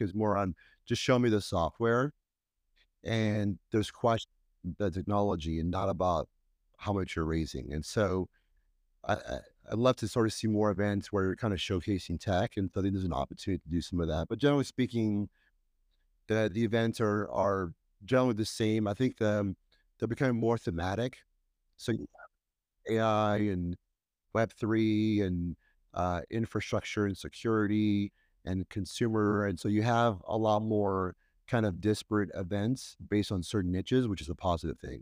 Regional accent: Bay Area, California, United States; moved away as an adult; now in New York City, United States; when I go back to the Bay Area, it always brings great memories of my childhood and early career

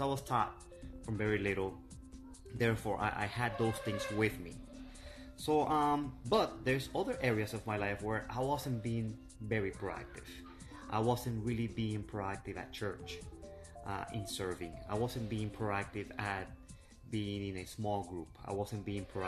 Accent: Venezuela; now in Miami, United States; I am from Miami, and I am originally from Venezuela

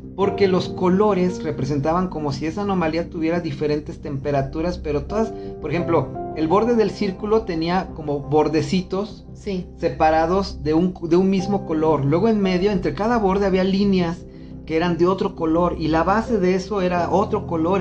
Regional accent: Mexico; todos como mexicanos nos ayudamos

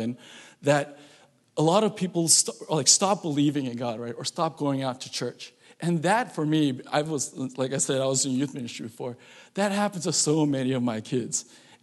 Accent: Southern California, United States; now in San Francisco Bay Area, United States; I'm from SoCal, so the winters here are just way too cold for me

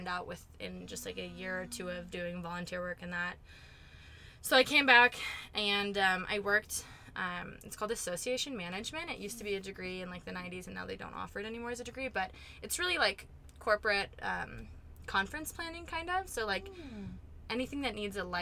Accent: Beaverton, Oregon, United States; moved away as an adult; I'm from Beaverton, Oregon. It's a suburb outside of Portland

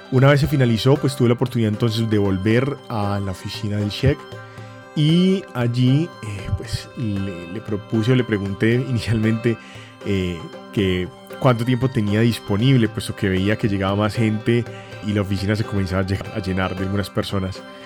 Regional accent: Colombia; en mi país

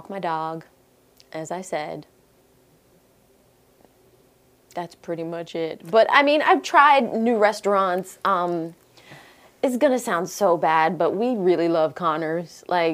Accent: Jamaica; I'm Jamaican at the end of the day, so I love oxtails.

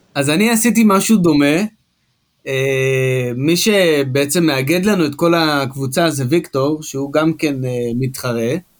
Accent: Ashkelon, Southern District, Israel; שגדלנו ביחד באשקלון

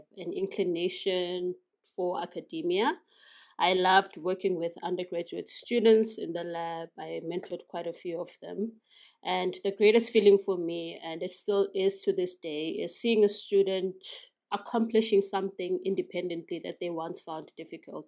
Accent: KwaMashu, KwaZulu-Natal, South Africa; I was born in KwaMashu in KwaZulu-Natal.

